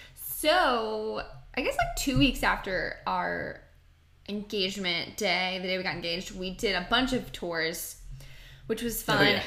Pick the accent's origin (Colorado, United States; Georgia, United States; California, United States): Georgia, United States; Marietta; I'm from Marietta, East Cobb